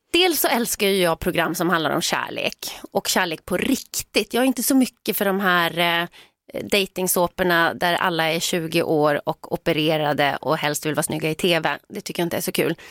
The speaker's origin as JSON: {"language": "Swedish", "country": "Sweden", "said": "vi svenskar"}